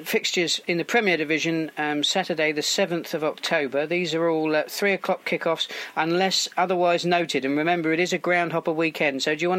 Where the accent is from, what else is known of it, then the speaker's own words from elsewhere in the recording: Melksham, South West England, United Kingdom; my hometown club, Melksham.